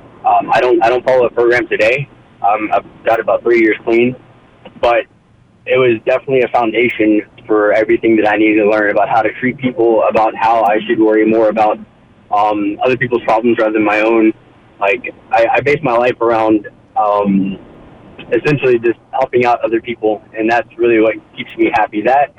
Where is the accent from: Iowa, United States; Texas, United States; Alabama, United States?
Texas, United States; Beaumont; now in Austin, United States; So I'm from Beaumont